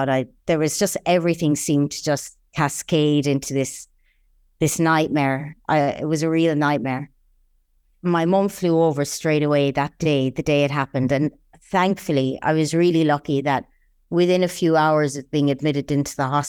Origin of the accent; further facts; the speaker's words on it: Ireland; now in United Arab Emirates; I'm Irish, born and raised in a little village between two lovely mountain ranges in the south of the island. I've been in the UAE for almost 11 years now